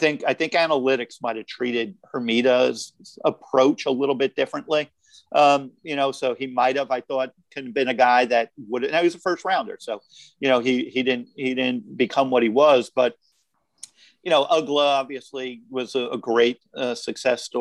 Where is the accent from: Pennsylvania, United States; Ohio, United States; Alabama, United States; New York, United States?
New York, United States; I grew up in New York